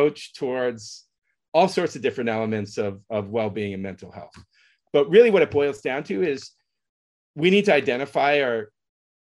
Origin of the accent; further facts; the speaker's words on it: San Francisco, California, United States; I grew up in San Francisco during a particular period